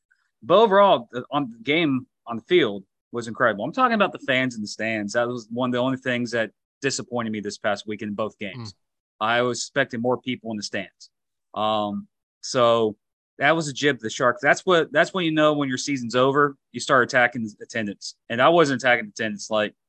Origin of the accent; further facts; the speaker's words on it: Jackson, United States; I'm from Jackson